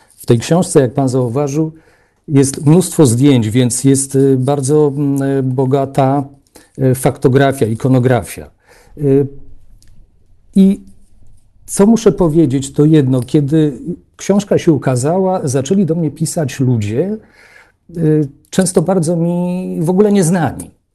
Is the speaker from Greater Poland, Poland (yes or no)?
no; Warsaw, Masovian Voivodeship, Poland; Ja też pochodzę z Warszawy